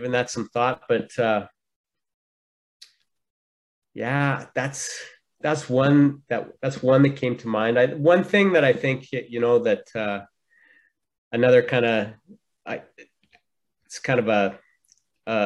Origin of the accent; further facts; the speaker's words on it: Red Deer, Alberta, Canada; moved away; back in Red Deer, my hometown